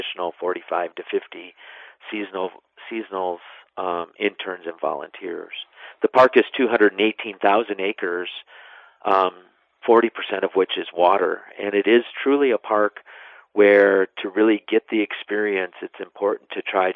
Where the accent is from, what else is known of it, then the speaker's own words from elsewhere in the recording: West Central Wisconsin, United States; also born or lived in South Florida; now in Minnesota, United States; I'm originally from West Central Wisconsin